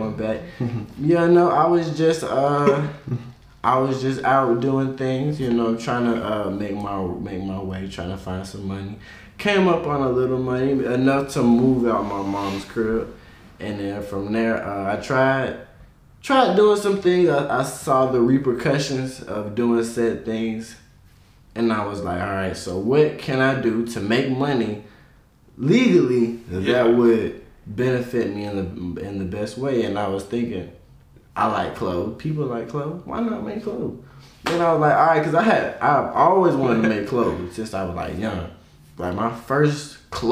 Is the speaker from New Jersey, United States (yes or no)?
no; Macon, Georgia, United States; I'm from Macon, Georgia.